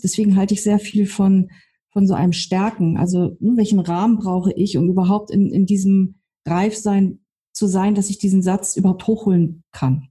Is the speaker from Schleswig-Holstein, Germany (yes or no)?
yes; on the edge of Hamburg, Schleswig-Holstein, Germany; moved away; ich komm aus Schleswig-Holstein, also am Rand von Hamburg aufgewachsen